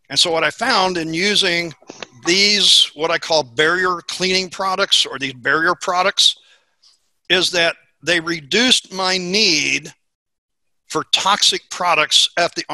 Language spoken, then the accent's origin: English; Missouri, United States; And as I said, I'm from Missouri.